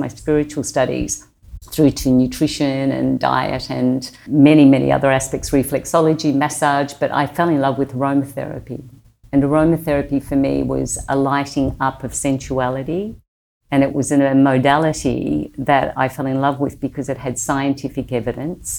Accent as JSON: {"language": "English", "country": "Australia", "accent": "Australian", "said": "my Australian accent"}